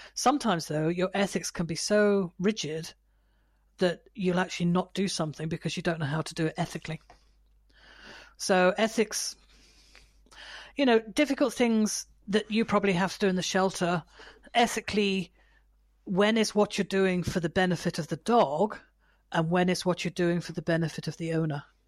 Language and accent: English; United Kingdom; I'm British